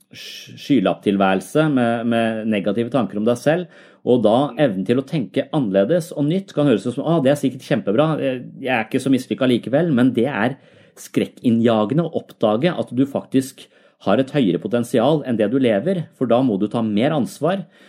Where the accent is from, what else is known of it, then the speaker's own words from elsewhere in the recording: Tønsberg, Vestfold, Norway; jeg er jo fra Tønsberg selv